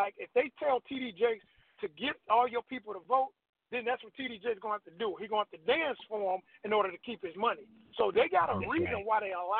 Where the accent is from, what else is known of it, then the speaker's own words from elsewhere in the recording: Tulsa, Oklahoma, United States; moved away as an adult; also born or lived in Little Rock, Arkansas / Racine, Wisconsin; now in Atlanta, United States; When I left Racine, Wisconsin, I was born in Little Rock, Arkansas, raised up partially in Tulsa, Oklahoma, moved to Wisconsin with moms. And when I left there in 95, my friends told me, you don't know nobody in Atlanta.